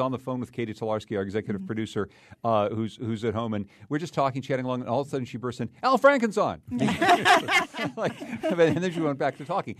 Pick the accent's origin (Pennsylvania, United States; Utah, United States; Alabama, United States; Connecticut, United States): Connecticut, United States; Winsted; my hometown of Winsted